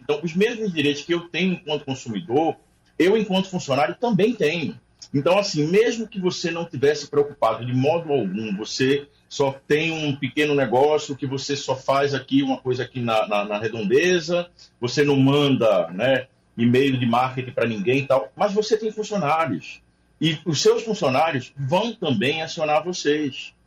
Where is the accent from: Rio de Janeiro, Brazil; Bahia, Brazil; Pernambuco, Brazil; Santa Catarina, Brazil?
Pernambuco, Brazil; como pernambucano